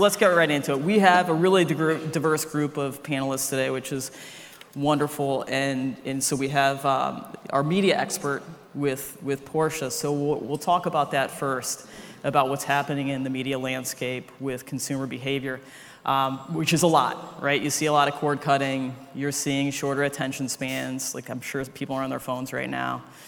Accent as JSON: {"language": "English", "region": "Ohio", "country": "United States", "moved": "yes", "lives_now": "New York, United States", "said": "I'm from Ohio"}